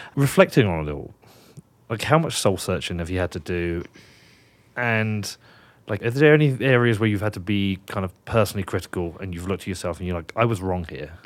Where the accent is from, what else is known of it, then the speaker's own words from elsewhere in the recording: United Kingdom; now in Wyoming, United States; I'm British